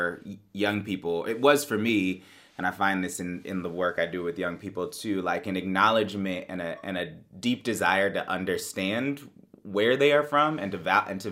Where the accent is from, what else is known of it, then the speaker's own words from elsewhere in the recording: Bay Area, California, United States; Bay Area that I grew up